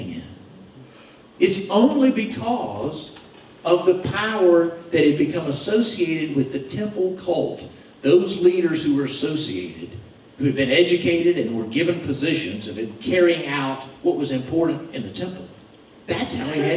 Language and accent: English; United States